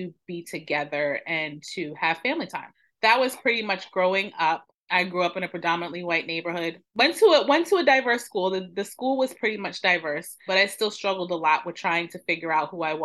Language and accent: English; New York, United States; now in Maryland, United States; I am originally from New York, born and raised. I am now living in Maryland